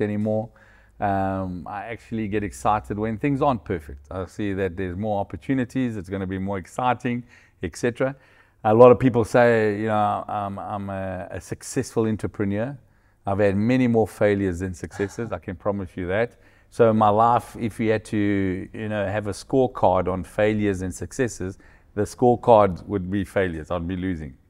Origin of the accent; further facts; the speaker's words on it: South Africa; moved away as an adult; also born or lived in Angola; now in Portugal; I was born in South Africa, my kids were born in Angola